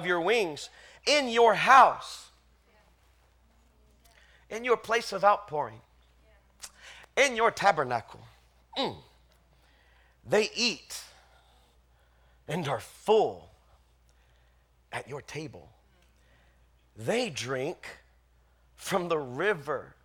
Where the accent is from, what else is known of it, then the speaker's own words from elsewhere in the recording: the South, United States; I grew up in the South